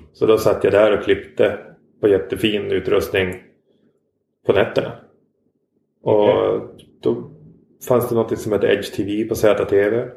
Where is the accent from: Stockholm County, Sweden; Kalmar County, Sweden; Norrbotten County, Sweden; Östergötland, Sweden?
Norrbotten County, Sweden; Norrfjärden; moved away; also born or lived in Västerbotten; Jag är uppvuxen utanför Pite i en uh, by som heter Norrfjärden